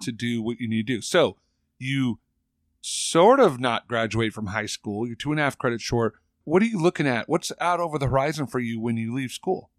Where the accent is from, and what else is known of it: California, United States; born or raised there